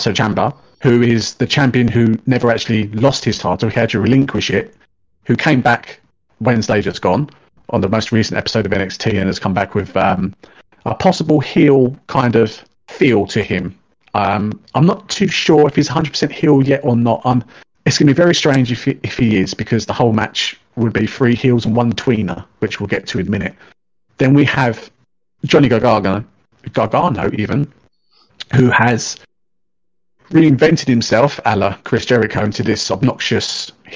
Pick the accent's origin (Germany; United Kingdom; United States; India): United Kingdom; Being a Brit